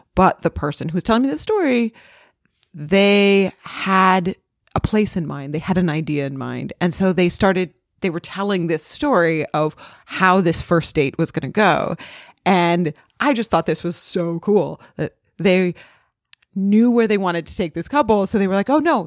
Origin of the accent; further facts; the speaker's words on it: New England, United States; now in Los Angeles, United States; I grew up in New England.